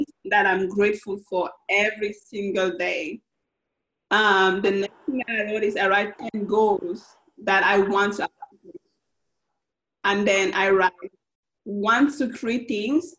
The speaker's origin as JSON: {"language": "English", "country": "Cameroon", "moved": "yes", "lives_now": "Austin, United States", "said": "I'm originally from Cameroon, Central Africa, so most of my family is back home."}